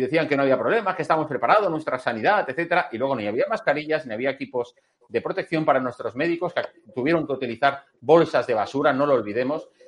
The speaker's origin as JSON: {"language": "Spanish", "country": "Spain", "said": "la verdadera víctima somos los españoles"}